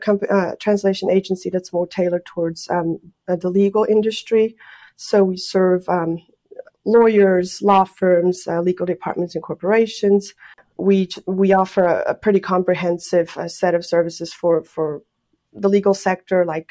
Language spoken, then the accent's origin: English; Switzerland; also born or lived in Brazil; now in United States; I'm originally from Switzerland, immigrated to Brazil once, and then immigrated here to the U.S.